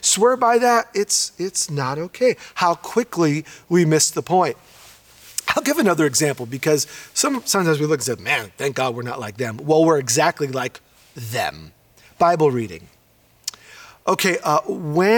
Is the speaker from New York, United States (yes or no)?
yes; New York, United States; When I was in the seventh grade, I grew up in New York, and I grew up in a very mixed environment